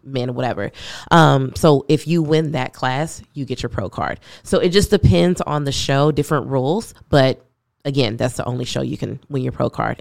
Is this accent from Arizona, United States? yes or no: no; Louisville, Kentucky, United States; also born or lived in Cincinnati, Ohio; now in Austin, United States; I am originally from Louisville, Kentucky, moved to Cincinnati, Ohio, and then came here last month.